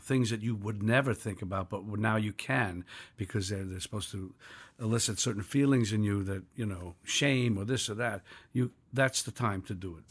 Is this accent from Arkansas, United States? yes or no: no; New York City, New York, United States; I was born in New York City in nineteen forty-three in a village